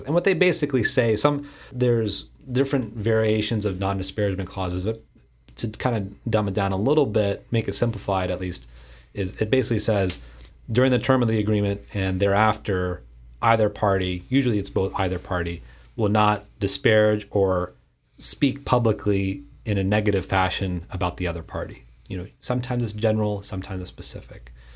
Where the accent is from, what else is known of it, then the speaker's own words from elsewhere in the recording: Houston, Texas, United States; in Houston, my hometown here